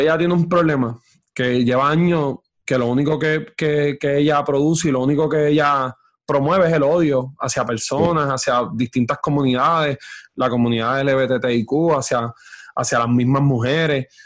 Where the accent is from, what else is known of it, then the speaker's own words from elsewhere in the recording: Orocovis, Puerto Rico; y, yo estoy en Orocovi